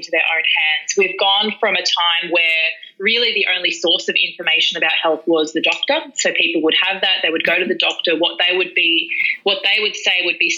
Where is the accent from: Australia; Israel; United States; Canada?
Australia; Melbourne, Victoria; I'm from Melbourne and I grew up in a home where domestic violence was the sort of the daily thing for me.